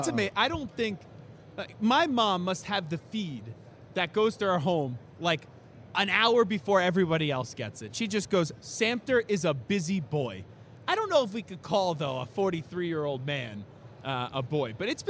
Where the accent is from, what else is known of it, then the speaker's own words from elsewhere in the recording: Long Island, New York, United States; Long Island.